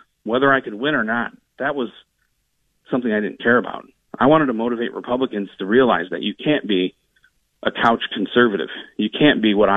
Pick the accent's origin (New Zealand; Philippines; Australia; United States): United States; Toledo, Ohio; I grew up in Toledo, in the old Polish village in the North End